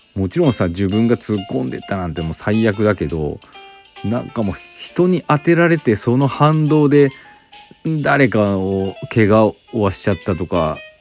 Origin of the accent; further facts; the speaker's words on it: Aichi, Japan; moved away; also born or lived in Inazawa; 私、愛知県出身で